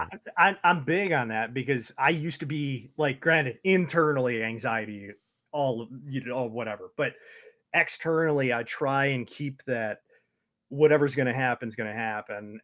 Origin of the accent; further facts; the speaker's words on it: Detroit, Michigan, United States; also born or lived in Toledo, Ohio; my family moved up here so long ago